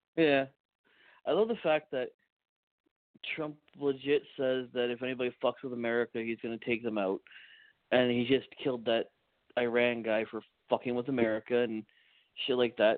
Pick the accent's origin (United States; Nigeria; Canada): Canada